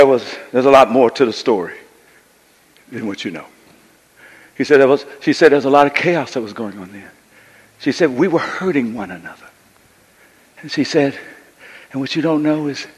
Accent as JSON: {"language": "English", "town": "Coushatta", "region": "Louisiana", "country": "United States", "tie": "born or raised there", "also_born_or_lived": "San Francisco, California", "said": "I grew up with my granduncle and aunt in Coushatta, Louisiana"}